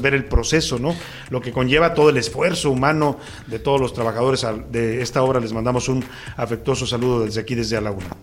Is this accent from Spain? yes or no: no; Mexico; somos mexicanos